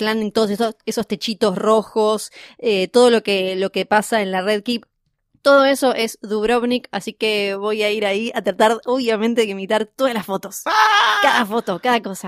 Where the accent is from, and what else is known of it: Argentina